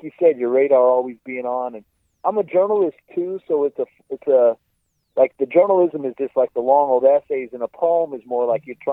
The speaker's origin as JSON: {"language": "English", "town": "Cerritos", "region": "California", "country": "United States", "tie": "born or raised there", "said": "growing up in Cerritos"}